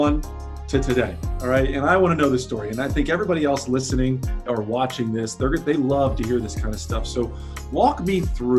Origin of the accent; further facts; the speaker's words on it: New Jersey, United States; I grew up in South Jersey